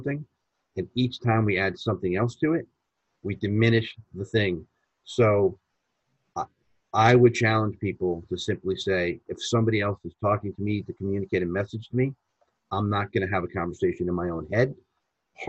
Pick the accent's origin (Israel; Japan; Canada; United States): United States; being American, we're speaking English to an Italian